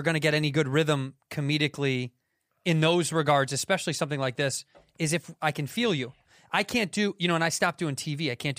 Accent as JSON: {"language": "English", "town": "Chicago", "region": "Illinois", "country": "United States", "said": "I'm from Chicago, Illinois, and I'm on the road right now doing stand-up."}